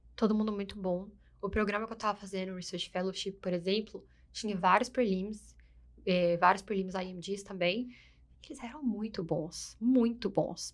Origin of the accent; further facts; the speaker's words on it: Brazil; now in United States; a gente é brasileiro, a gente tem essas características